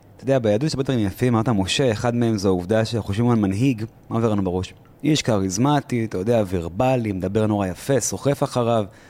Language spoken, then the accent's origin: Hebrew; Israel; אני ישראלי ברמה חבריי, לוחם לשעבר